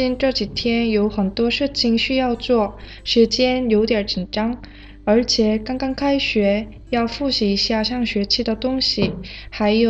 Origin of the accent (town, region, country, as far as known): South Korea; Chinese is a second language